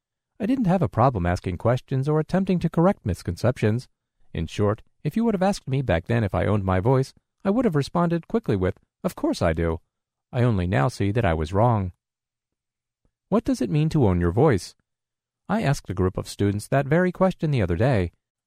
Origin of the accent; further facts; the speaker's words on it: New York, United States; I'm from New York, but I'm currently in training at the Louisiana Center for the Blind.